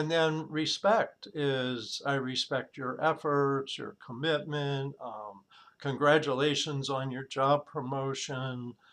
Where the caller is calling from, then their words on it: San Diego, California, United States; San Diego, California.